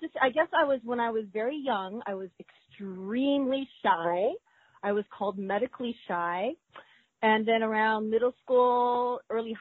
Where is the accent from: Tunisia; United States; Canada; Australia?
United States; California; I only know my hometown. Oh, I only know California.